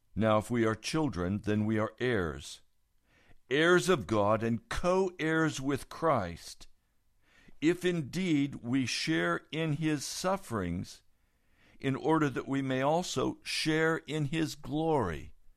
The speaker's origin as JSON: {"language": "English", "country": "United States", "said": "I'm an American"}